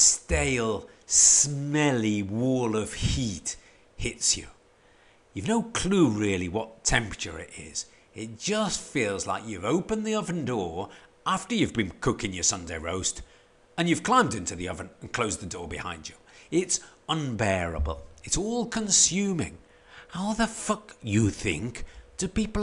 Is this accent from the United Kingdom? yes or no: yes; Stoke-on-Trent, West Midlands, United Kingdom; moved away; a bloke who was born and brought up in Stoke-on-Trent